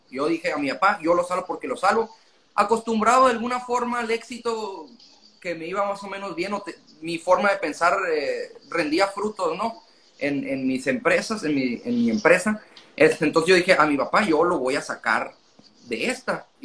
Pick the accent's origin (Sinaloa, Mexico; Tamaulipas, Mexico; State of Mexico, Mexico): Sinaloa, Mexico; Culiacán; now in Ciudad Obregón, Mexico; yo soy Culiacán